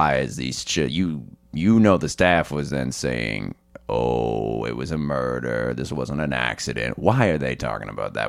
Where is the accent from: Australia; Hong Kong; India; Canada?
Canada; Kitchener, Ontario; I'm a dude from Kitchener.